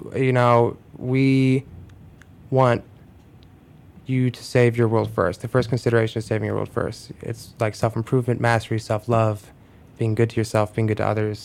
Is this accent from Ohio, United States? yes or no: yes; Cleveland, Ohio, United States; moved away as an adult; now in Chicago, United States; I grew up in Cleveland.